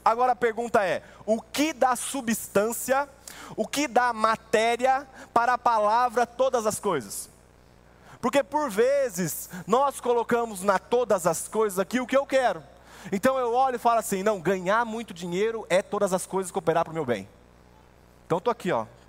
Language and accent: Portuguese; Brazil; como brasileiro